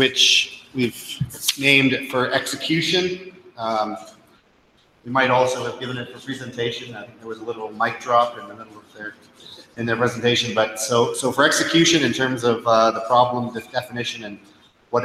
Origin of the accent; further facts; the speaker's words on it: Nova Scotia, Canada; I'm from Nova Scotia